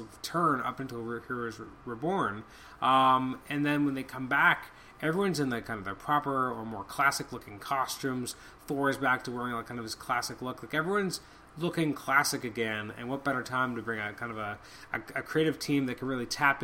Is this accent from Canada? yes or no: yes; Canada; I'm extremely Canadian